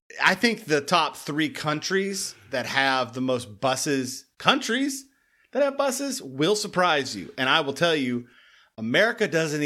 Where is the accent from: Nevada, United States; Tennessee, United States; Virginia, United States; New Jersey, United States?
Tennessee, United States; Knoxville; moved away; I'm from Knoxville, Tennessee, originally.